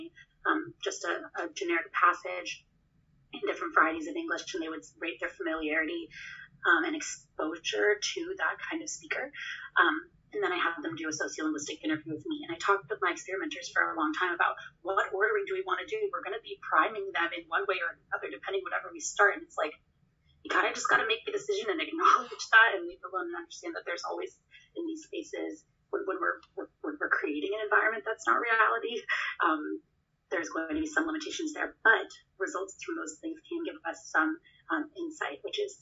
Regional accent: United States; we're American

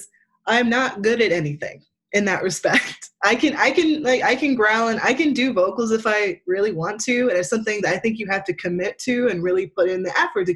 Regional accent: Pine Barrens, New Jersey, United States; moved away as an adult; also born or lived in Brooklyn, New York; now in Philadelphia, United States; I'm from the Pine Barrens

